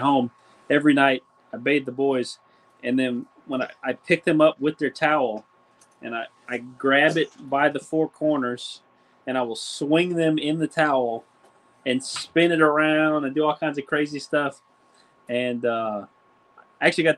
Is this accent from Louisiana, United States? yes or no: yes; Louisiana, United States; now in Georgia, United States; we're from Louisiana